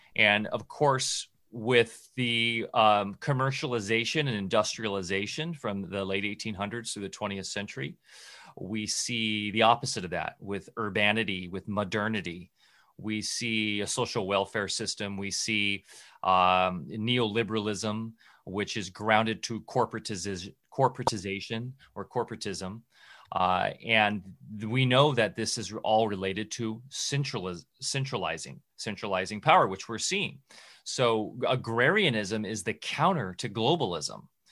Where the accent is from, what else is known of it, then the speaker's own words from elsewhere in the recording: Southern California, United States; when I was a kid growing up in SoCal